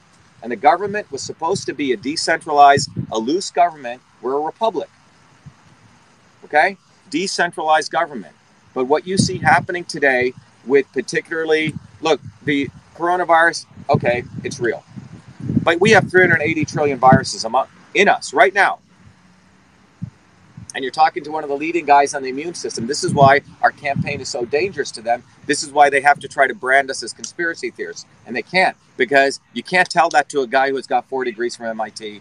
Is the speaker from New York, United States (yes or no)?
no; New Jersey, United States; born or raised there; also born or lived in India / Newark, New Jersey